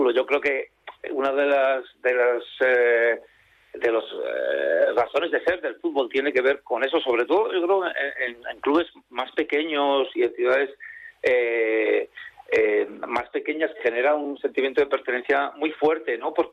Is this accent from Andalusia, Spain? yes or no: no; Santander, Cantabria, Spain; moved away; bueno, yo que soy un cántabro hace tiempo emigrado o exiliado por razones familiares, porque mi familia se tuvo que mudar de, Santander por temas de salud. Eh, siempre he mantenido el vínculo con la tierruca